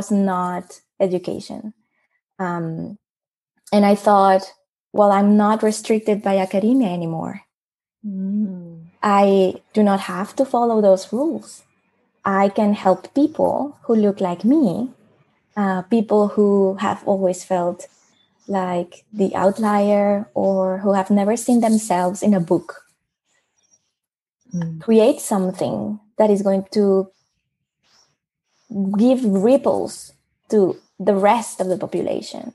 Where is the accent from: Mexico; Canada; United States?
Mexico; English is a second language; moved away as an adult; now in Netherlands; And I'm from Mexico. I'm now based in the Netherlands